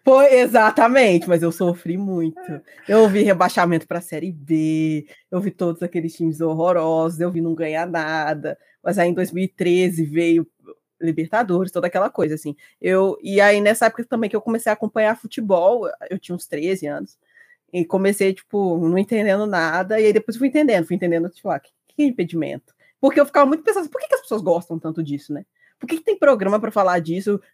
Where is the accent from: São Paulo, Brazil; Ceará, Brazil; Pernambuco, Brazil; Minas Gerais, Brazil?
Minas Gerais, Brazil; Juiz de Fora; Nascida e criada, eu sempre vivi aqui em Juiz de Fora, Minas Gerais